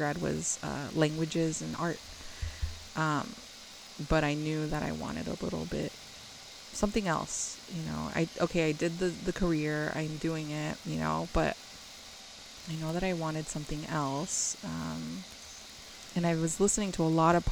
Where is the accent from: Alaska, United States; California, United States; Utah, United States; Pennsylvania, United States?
California, United States; near the Bay Area; I grew up near the Bay Area ish